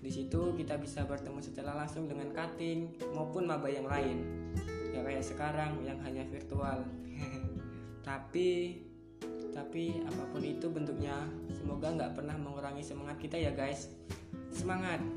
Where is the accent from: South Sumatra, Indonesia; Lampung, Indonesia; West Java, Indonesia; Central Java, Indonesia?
South Sumatra, Indonesia; Musi Rawas; Nama gue …, kalian bisa panggil gue … Gue dari Musirawas, Sumatera Selatan